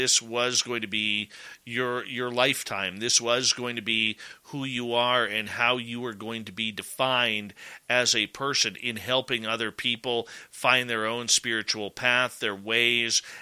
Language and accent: English; Canada